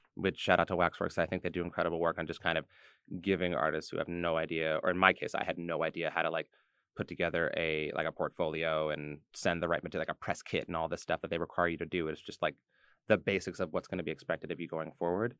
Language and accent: English; New York City, New York, United States; I was from New York